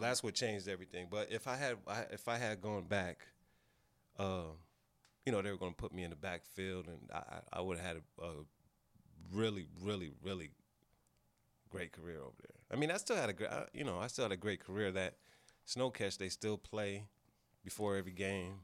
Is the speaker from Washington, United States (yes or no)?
no; Pasadena, California, United States; I grew up in Pasadena. We, we don't consider ourselves L A people